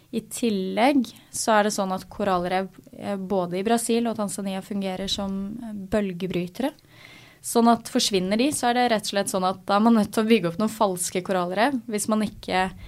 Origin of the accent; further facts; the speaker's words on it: Asker, Akershus, Norway; Jeg er fra Asker, eh, så jeg eh, seilte Askes, gjennom Asker seilforening